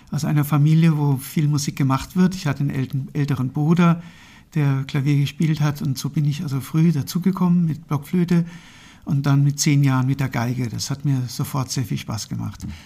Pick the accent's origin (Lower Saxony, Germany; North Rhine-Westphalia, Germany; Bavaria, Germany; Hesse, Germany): Hesse, Germany; Marburg; also born or lived in Berlin / Munich; now in Fulda, Germany; ja, ich bin in Marburg geboren und aufgewachsen und nach dem Abitur dann zunächst nach Berlin gegangen zum Studieren.